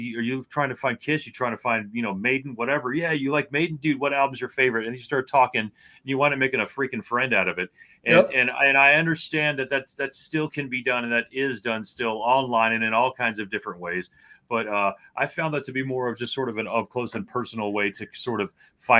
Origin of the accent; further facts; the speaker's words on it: Miami, Florida, United States; Growing up in Miami, Florida, man. South Florida, Specs Records and Tapes was the place to go